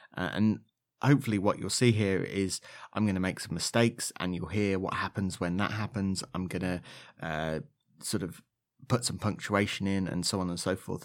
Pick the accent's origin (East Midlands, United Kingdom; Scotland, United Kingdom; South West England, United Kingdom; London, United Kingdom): East Midlands, United Kingdom; Leicestershire; accent: slightly Leicestershire; my slightly Leicestershire accent